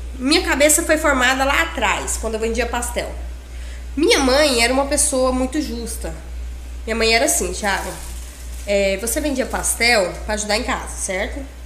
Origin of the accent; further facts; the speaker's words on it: Confresa, Mato Grosso, Brazil; also born or lived in Tailândia, Pará; eu cresci em Confresa, sempre em Confresa